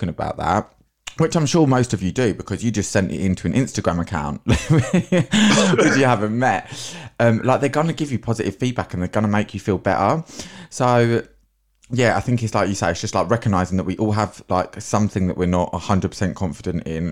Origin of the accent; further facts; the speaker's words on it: London, United Kingdom; I'm from South London as well